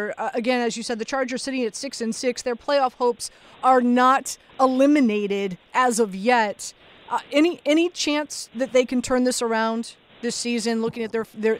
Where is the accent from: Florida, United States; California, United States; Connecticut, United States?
Florida, United States; Miami; moved away; born and raised in Miami, grew up a Steelers/Dolphins fan, of course.